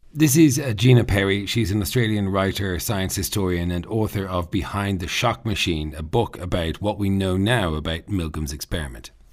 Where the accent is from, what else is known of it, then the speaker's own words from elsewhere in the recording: Ireland; I'm Irish